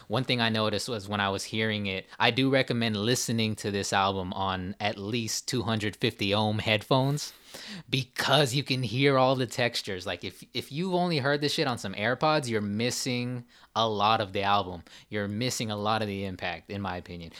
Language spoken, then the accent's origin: English; California, United States; we're Asian from California, right. born in '92